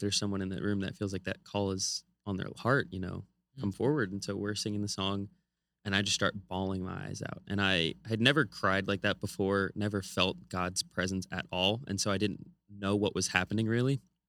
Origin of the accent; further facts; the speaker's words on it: California, United States; So I grew up in California right next to Hollywood.